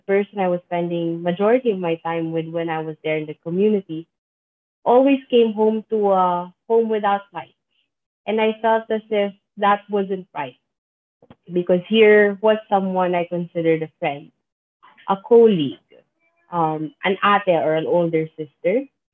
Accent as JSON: {"language": "English", "country": "Philippines", "tie": "born or raised there", "said": "I'm from the Philippines. I've lived and worked in the Philippines all of my life"}